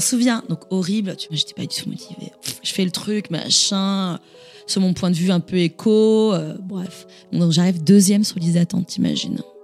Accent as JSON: {"language": "French", "town": "Montigny-le-Bretonneux", "region": "Île-de-France", "country": "France", "tie": "born or raised there", "also_born_or_lived": "Toulouse", "said": "J'ai grandi effectivement dans la banlieue parisienne, mhm. mais je suis née à Toulouse"}